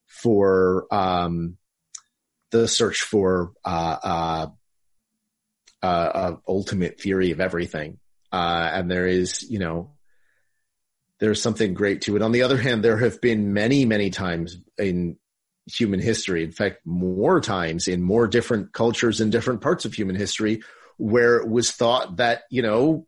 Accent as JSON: {"language": "English", "area": "Morris County", "region": "Northern New Jersey", "country": "United States", "tie": "born or raised there", "moved": "yes", "said": "I'm actually originally from Northern New Jersey. I grew up over in Morris County."}